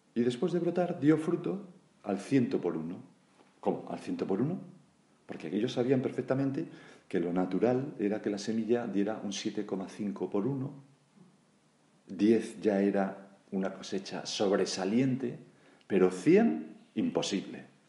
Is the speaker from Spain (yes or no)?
yes; Galicia, Spain; Como buen gallego